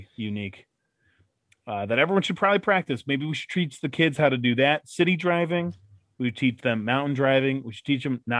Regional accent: Midwest, United States; we're all from the Midwest

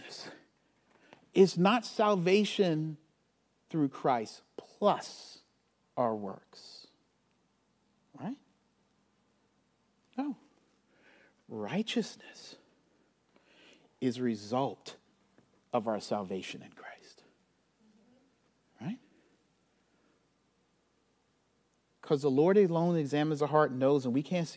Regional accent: Charleston, South Carolina, United States; now in St. Louis, United States; I grew up in Charleston, South Carolina.

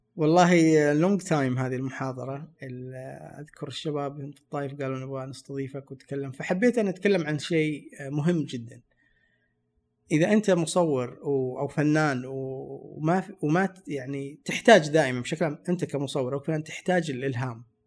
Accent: Saudi Arabia; انا من السعوديه وادرس تصوير

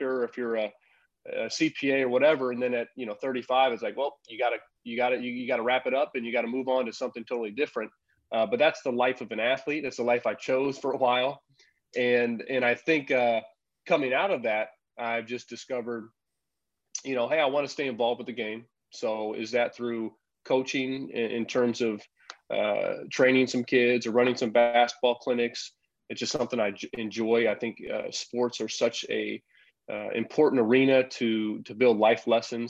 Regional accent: Champaign, Illinois, United States; moved away as an adult; also born or lived in Europe; I'm back here in my hometown with my wife, Teresa

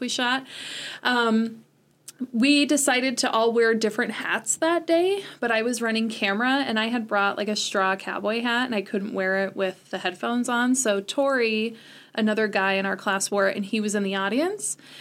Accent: Salmon, Idaho, United States; also born or lived in Modesto, California / Sonora, California; now in Chadron, United States; I grew up most of my life in Idaho in different places.

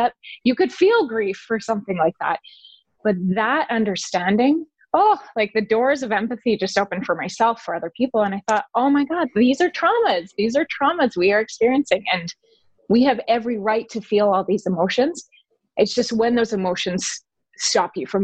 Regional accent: Calgary, Alberta, Canada; moved away; that's my hometown, Calgary.

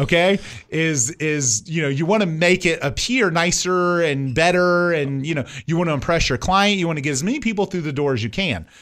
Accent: Indiana, United States; moved away; I grew up in Indiana

